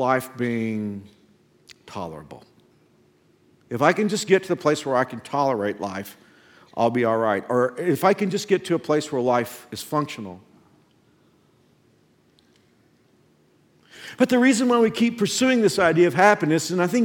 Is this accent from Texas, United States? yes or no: yes; Texas, United States; since I'm from Texas, very Southern